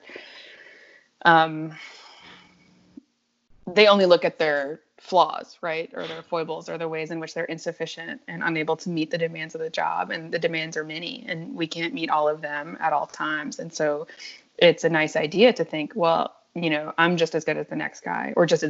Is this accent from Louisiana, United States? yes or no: yes; New Orleans, Louisiana, United States; I'm home now, because I'm in New Orleans